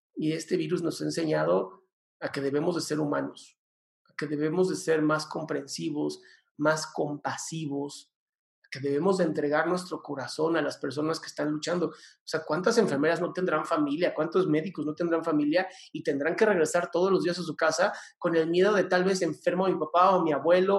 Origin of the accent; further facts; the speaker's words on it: Mexico; soy mexicano y amo mi país